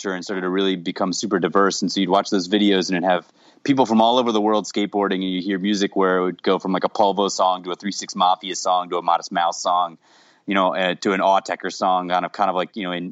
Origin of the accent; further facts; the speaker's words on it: Jacksonville, Florida, United States; now in Minneapolis, United States; I grew up in Jacksonville, Florida